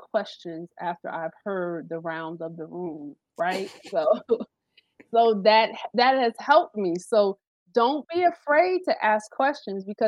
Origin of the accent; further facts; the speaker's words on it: New Jersey, United States; I'm from Jersey.